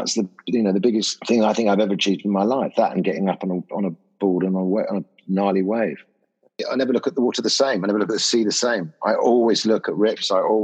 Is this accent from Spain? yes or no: yes; Ibiza, Balearic Islands, Spain; Because I grew up in Ibiza in the 60s and stuff like that.